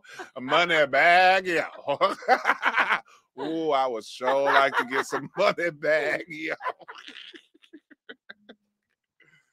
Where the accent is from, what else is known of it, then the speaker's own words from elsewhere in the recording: Detroit, Michigan, United States; I'm on the east side over on Cadu and Warren, man. I'm over by Finney